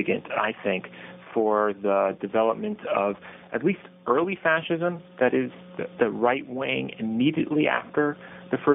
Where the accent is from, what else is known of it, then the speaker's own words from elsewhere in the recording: Irvington, New York, United States; also born or lived in Germany; I grew up in Irvington, New York